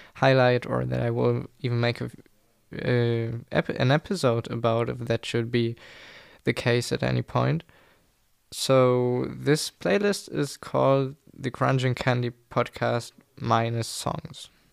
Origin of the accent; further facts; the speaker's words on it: Germany; English is a second language; English is not my mother tongue. I'm German, I live in Germany